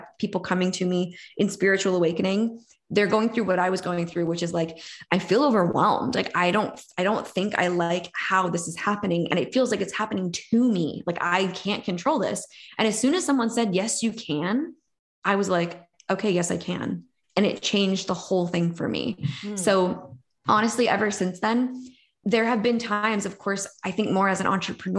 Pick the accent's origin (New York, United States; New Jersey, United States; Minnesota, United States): New York, United States; I'm from New York.